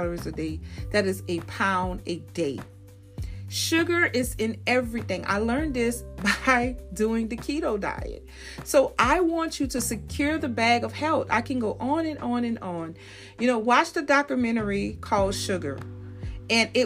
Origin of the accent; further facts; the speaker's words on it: New Orleans, Louisiana, United States; I'm from New Orleans